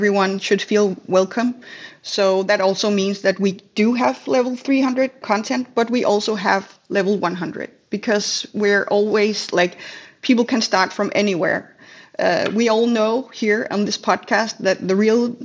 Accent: Denmark; I'm from Denmark.

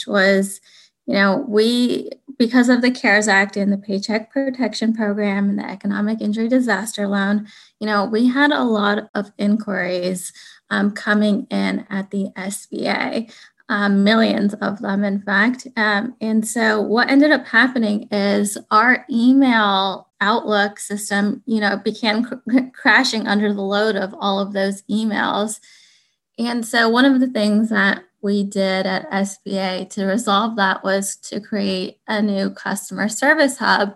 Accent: United States; I am a Pakistani American

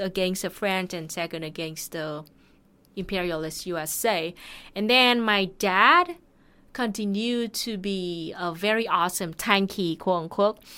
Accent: Thanh Hoa, Vietnam; my hometown, Thanghua

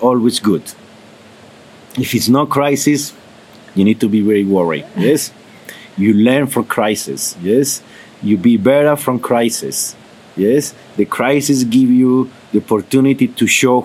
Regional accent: Colombia; English is a second language; I'm from Colombia

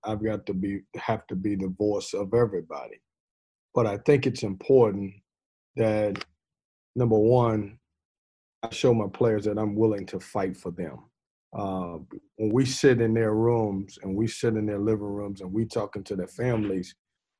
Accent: Lynchburg, Virginia, United States; now in Raleigh, United States; I grew up in Virginia

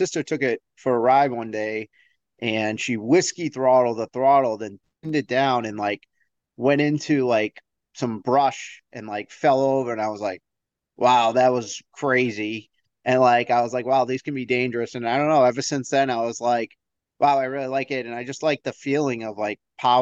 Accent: Billerica, Massachusetts, United States; also born or lived in Tewksbury, Massachusetts; I grew up outside of Boston in a town called Billerica, Massachusetts

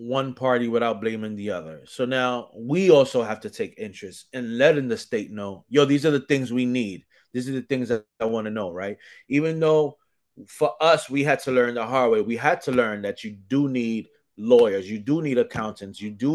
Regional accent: New York City, New York, United States; also born or lived in Dominican Republic (parents); I'm New York to the death of me

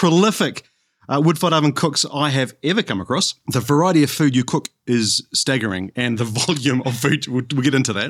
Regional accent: Canterbury, New Zealand; moved away as an adult; now in Brisbane, Australia; so I'm from New Zealand and I was brought up in Canterbury, which is in the South Island of New Zealand.

